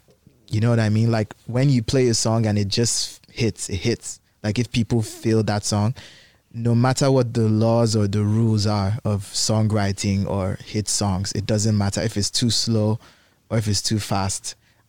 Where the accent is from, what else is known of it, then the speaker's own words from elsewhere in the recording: Nigeria; I'm actually not from South Africa. I'm actually Nigerian.